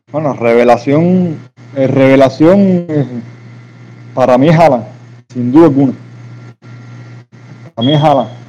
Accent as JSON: {"language": "Spanish", "town": "Jaruco", "region": "Mayabeque", "country": "Cuba", "said": "Bueno, ah, yo, cubano, en fin, igual que somos todos aquí. Eh, yo soy de Mayabeque, municipio de Jaruco, y trabajo operador en, en el GA, eso en Santa Cruz del Norte"}